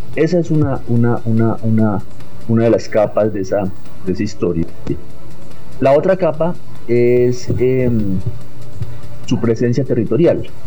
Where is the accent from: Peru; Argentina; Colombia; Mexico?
Colombia; Bogotá; also born or lived in Villavicencio; nací en Villavicencio, realmente, digámoslo, pero me crié en Bogotá desde muy pequeño